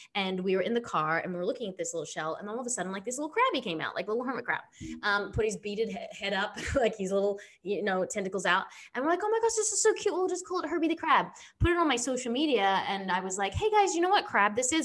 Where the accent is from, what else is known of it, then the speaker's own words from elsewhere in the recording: Sydney, New South Wales, Australia; now in United States; I come from Australia, so I grew up in Sydney